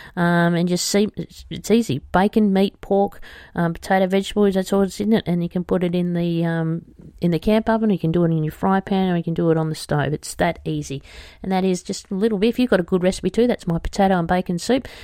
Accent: Australia

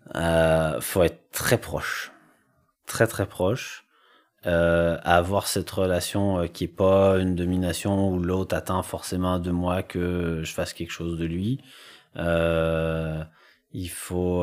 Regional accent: Quebec, Canada; moved away; j'ai grandi en campagne et que. Euh, bah, au Québec

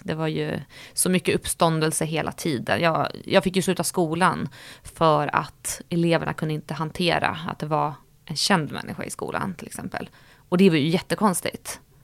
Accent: Stockholm, Stockholm County, Sweden; jag växte upp i Sköndal där jag bodde med mamma och pappa

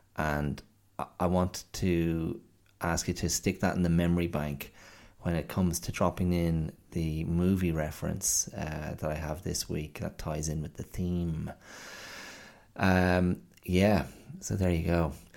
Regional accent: Ireland; moved away; as an Irish child growing up in the, uh, seventies and eighties.

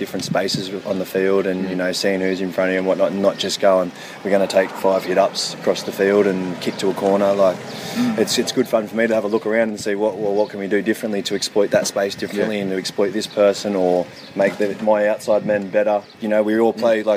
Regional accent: Newcastle, New South Wales, Australia; moved away as an adult; now in France; I'm from Newcastle

